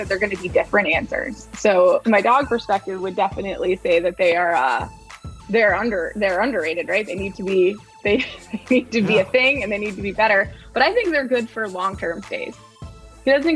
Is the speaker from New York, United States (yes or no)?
yes; New York, United States; moved away; I'm originally from New York